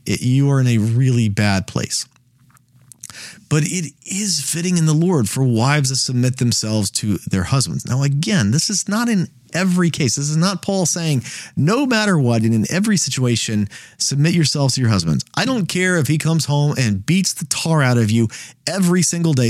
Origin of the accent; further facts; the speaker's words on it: United States; as an American